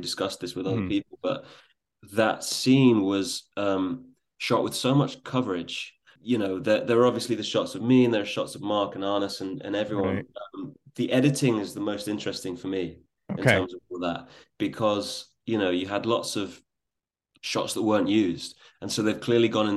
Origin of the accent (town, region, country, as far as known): England, United Kingdom